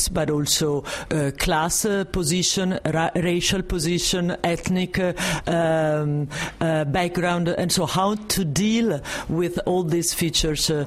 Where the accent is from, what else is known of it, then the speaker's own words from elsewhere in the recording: Italy; accent: Italo-French; English is a second language; now in France; this strong Italo-French accent